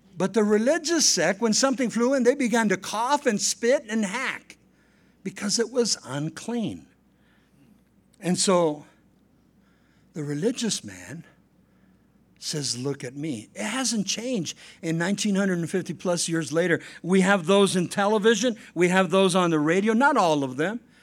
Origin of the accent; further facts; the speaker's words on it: La Puente, California, United States; Saint Joseph's Catholic Church in, uh, La Puente, California, uh, I was baptized there. I made my communion there. I made my confirmation there